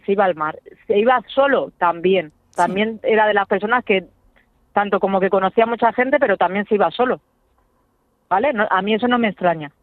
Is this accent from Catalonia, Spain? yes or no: no; Getafe, Community of Madrid, Spain; nosotros somos de Getafe